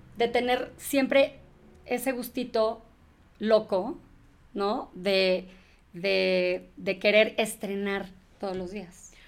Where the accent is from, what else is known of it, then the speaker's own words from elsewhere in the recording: Mexico; also born or lived in England; sí, soy mexa, soy mexa